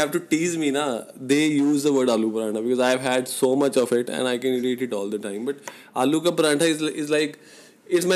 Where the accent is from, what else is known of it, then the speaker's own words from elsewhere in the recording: Firozpur, Punjab, India; moved away; Firozpur is my hometown.